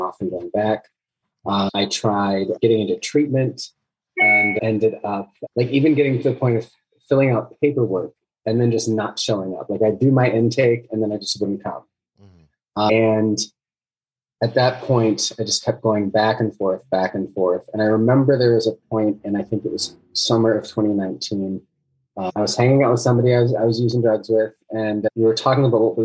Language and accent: English; Minneapolis, Minnesota, United States; I'm from Minneapolis, Minnesota